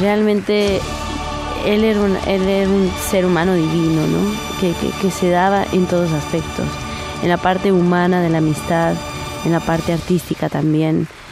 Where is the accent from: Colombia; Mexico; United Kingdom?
Mexico; como mexicana a mi edad y en esta época